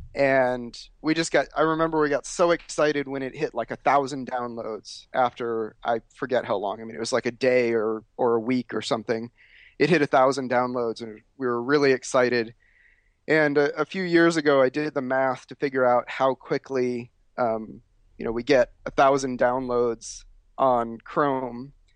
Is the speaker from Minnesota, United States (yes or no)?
no; Chicago, Illinois, United States; also born or lived in Oklahoma; I was born in Oklahoma, but then we moved to Illinois to the Chicago area when I was about three years old